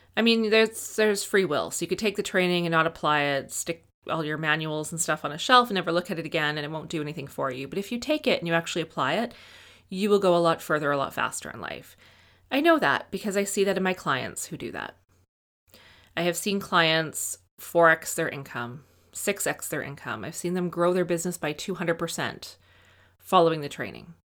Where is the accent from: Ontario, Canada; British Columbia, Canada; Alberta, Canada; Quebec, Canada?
Alberta, Canada; Edmonton; I grew up in Edmonton